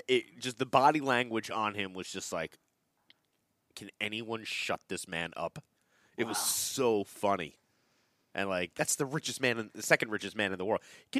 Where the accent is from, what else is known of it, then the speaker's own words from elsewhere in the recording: United States; accent: American; they just love my American accent so much that they can't resist it.